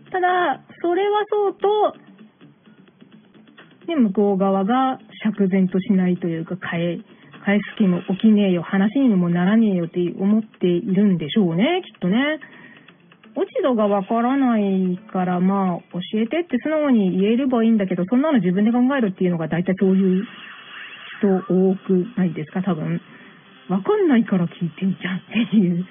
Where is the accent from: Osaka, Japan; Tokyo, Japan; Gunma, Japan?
Tokyo, Japan; 東京育ち引っ東京生まれヒップホップ育ちではないんですけれども、大阪、関西圏ではないので